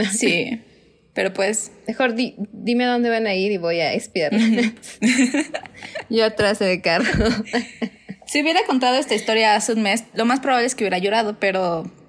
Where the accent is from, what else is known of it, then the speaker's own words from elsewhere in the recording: Cuernavaca, Morelos, Mexico; somos de Cuernavaca